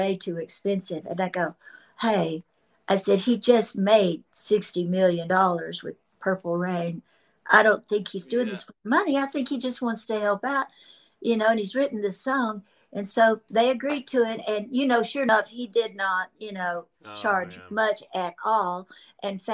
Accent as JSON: {"language": "English", "town": "Memphis", "region": "Tennessee", "country": "United States", "tie": "born or raised there", "moved": "as an adult", "lives_now": "Nashville, United States", "said": "I'm from Memphis and I've lived in Nashville since I was 18 as my permanent residence."}